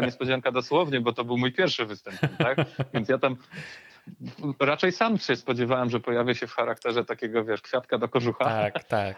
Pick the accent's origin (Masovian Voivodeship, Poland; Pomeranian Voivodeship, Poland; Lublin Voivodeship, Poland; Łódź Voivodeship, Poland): Pomeranian Voivodeship, Poland; Gdynia; ja po prostu jestem z Gdyni od zawsze